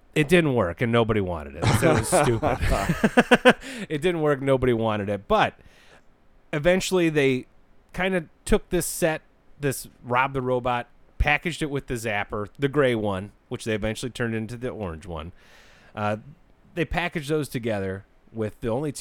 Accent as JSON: {"language": "English", "country": "United States", "said": "I'm American"}